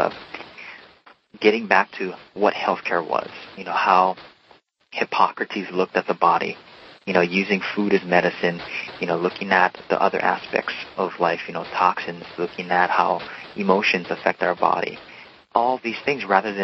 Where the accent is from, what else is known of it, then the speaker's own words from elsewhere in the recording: Hawaii, United States; moved away as an adult; also born or lived in Oregon; I was born and raised in Hawaii and grew up in the beautiful state, the 50th state, and I went to college in Oregon